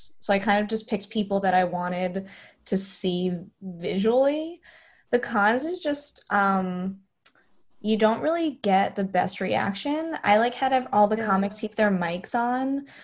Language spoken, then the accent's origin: English; Westchester, New York, United States; I grew up in Westchester